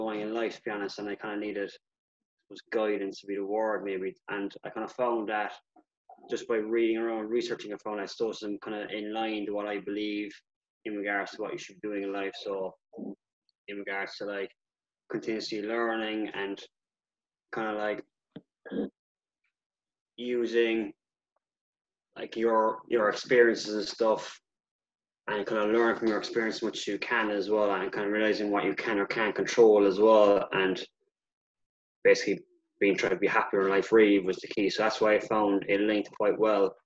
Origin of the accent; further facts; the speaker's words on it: Ireland; I'm Irish born and bred